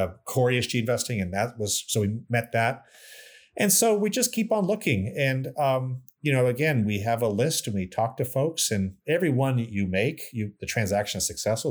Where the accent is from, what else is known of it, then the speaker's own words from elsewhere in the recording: Canada; moved away; also born or lived in New York / Chicago; I'm proud Canadian, I'm American as well, but I'm, you know, born in Canada, and, and it was nice to come back to run Mackenzie